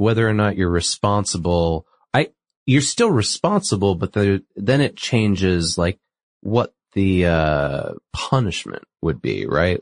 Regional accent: New England, United States; I'm from New England

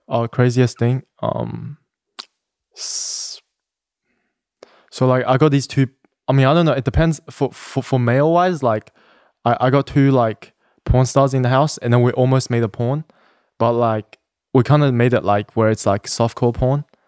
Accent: Sydney, New South Wales, Australia; moved away as an adult; now in Los Angeles, United States; I'm, I'm from Sydney, I, I was born in Sydney, Australia.

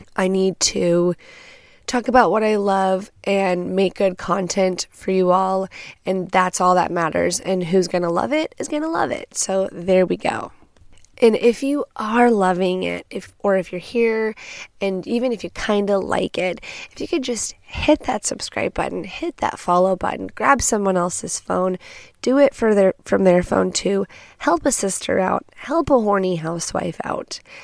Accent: Texas, United States; I'm from Texas

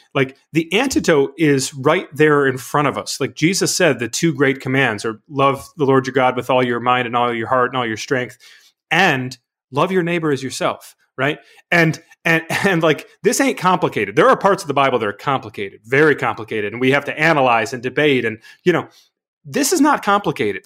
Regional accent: Michigan, United States; the church where I grew up in Michigan

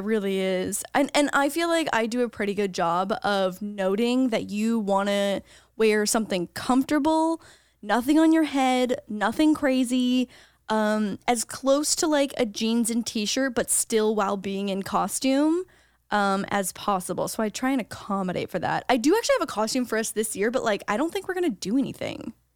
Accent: Canada; now in United States; as a Canadian

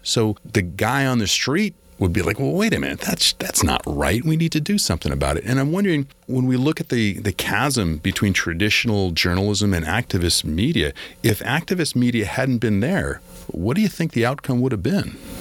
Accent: Massachusetts, United States; I'm from Massachusetts

